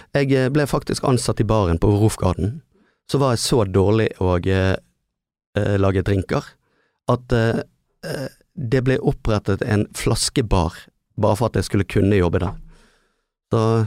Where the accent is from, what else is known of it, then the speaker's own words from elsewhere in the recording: Bergen, Vestland, Norway; vi er ikke flinke nok å bruke byen Nei. som bergensere